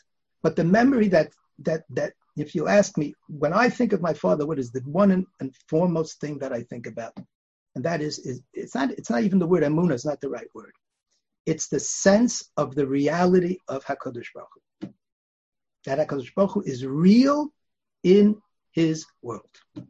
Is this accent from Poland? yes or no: yes; Bialystok, Podlaskie Voivodeship, Poland; born there; I was born in Bialystok, actually.